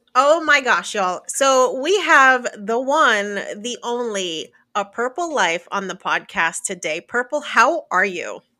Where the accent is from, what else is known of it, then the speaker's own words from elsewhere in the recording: New Jersey, United States; moved away as an adult; now in Florida, United States; I grew up born and raised in New Jersey.